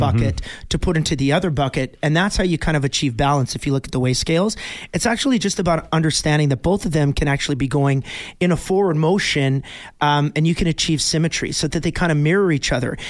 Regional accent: Bonnyville, Alberta, Canada; my hometown of Bonneville, Alberta

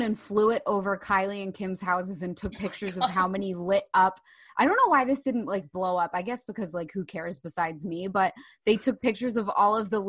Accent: New Jersey, United States; we're all from Jersey here

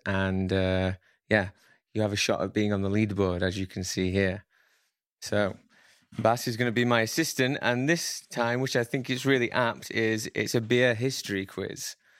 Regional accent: Sheffield, Yorkshire and the Humber, United Kingdom; I'm from Sheffield.

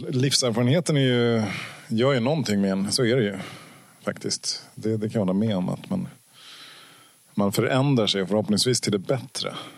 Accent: Ekerö, Stockholm County, Sweden; ute på Ekerö där jag växte upp

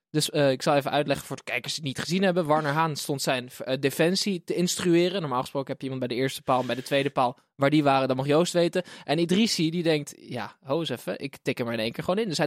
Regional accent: Utrecht, Netherlands; Ik kom uit Utrecht.

